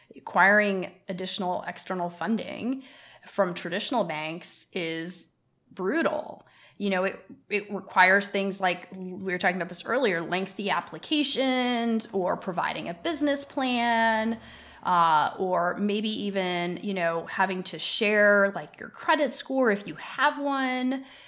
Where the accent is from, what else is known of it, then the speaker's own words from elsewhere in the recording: Canada; now in United States; I happen to live in the United States, although I'm Canadian